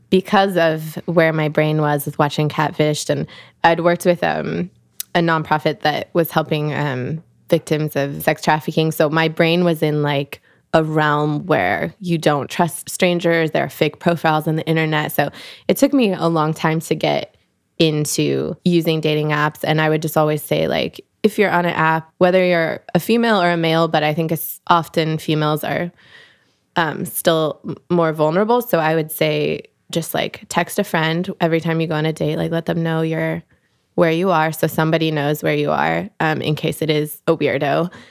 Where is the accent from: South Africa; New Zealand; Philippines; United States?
United States; Pacific Northwest; like I grew up in the Northwest, like people are very like natural looking out there.